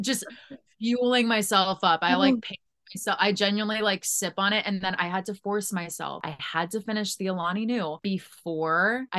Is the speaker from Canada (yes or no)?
no; St. Louis, Missouri, United States; I'm from St. Louis